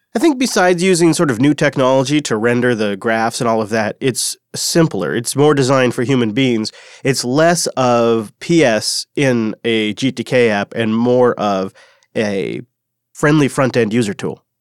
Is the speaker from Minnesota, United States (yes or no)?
no; Washington, United States; In one small town in my home state, Washington, it's called Wenatchee